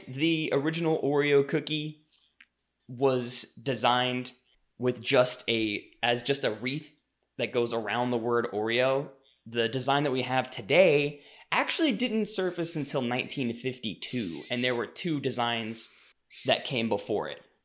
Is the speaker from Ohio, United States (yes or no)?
no; Louisiana, United States; I grew up in Louisiana